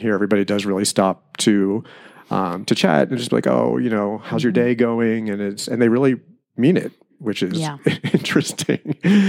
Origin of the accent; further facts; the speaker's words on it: Pennsylvania, United States; moved away as an adult; also born or lived in New Jersey / New York City; now in Eastern Sierra, California, United States; So I grew up in Pennsylvania, about 45 minutes northeast of Philadelphia. And I went from there to about a decade living in New Jersey in a quaint little artistic community on the Delaware River.